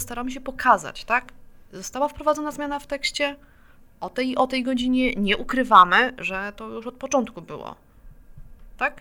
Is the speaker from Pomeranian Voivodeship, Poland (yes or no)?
no; Warsaw, Masovian Voivodeship, Poland; sama jestem warszawianką